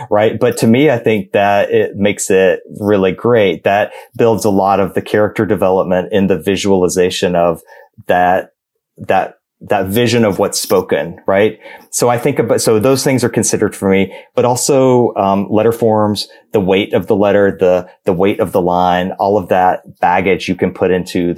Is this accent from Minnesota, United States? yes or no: no; Georgia, United States; I am from Georgia